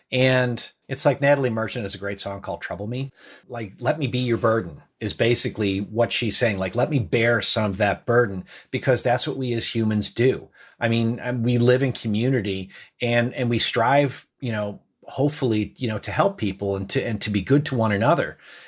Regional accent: Ireland; born there; I was born in Ireland

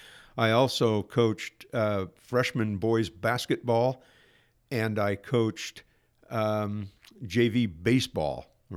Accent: Portland, Oregon, United States; also born or lived in Astoria; I was born in Portland, Oregon at St. Vincent's Hospital when it was downtown Portland, 1951 in Portland, where I grew up until the middle of my freshman year in high school when the family moved to a farm outside of Astoria.

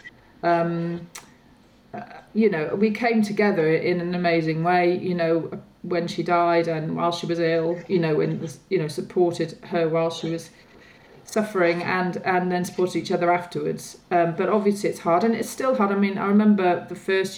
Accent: Wales, United Kingdom; now in London, United Kingdom; I'm from Wales, and a group of us old school friends get together, you know, every so often in Wales

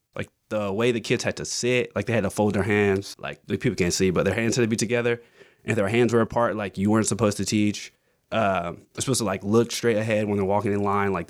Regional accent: Augusta, Georgia, United States; moved away as an adult; also born or lived in New York; I grew up in Augusta.

